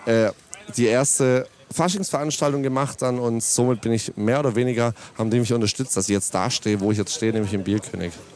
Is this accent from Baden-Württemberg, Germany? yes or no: yes; Ditzingen, Baden-Württemberg, Germany; ich komme tatsächlich aus Ditzingen